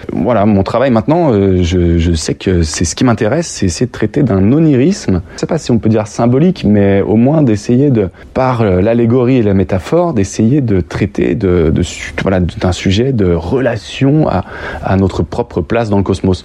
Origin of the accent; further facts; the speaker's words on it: Lyon, Auvergne-Rhône-Alpes, France; je suis né à Lyon